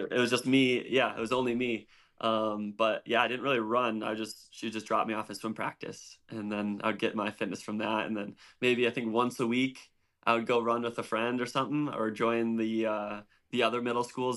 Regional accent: DeKalb, Illinois, United States; I grew up in a town called DeKalb. It's an hour straight west um, on 88 outside of Chicago.

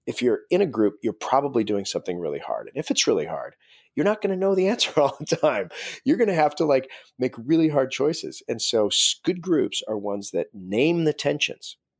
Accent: Alaska, United States; I grew up in Alaska

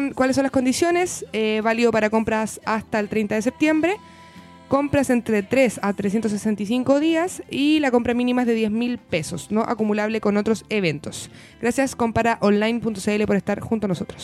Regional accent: Chile; Chilito, que es el lugar donde nos tocó nacer y vivir

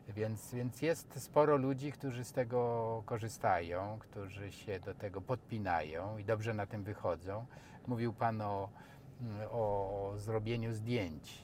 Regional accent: eastern Poland, Lublin Voivodeship, Poland; accent: sing-song eastern speech; moved away; ja jestem ze wschodu, jak to mi żona mówi, że ty jak y, przekraczamy granicę województwa lubelskiego, to już zaczynasz śpiewnie mówić.

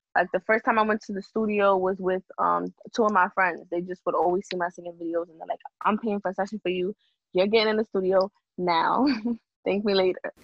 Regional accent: New York City, New York, United States; I'm from the Bronx, New York, and I actually I want to say I, I grew up in a small town. Like the Bronx

